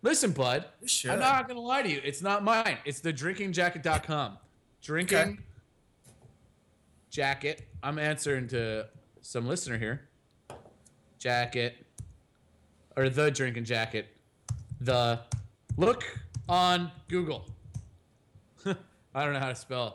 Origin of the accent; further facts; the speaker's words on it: United States; I'm an American.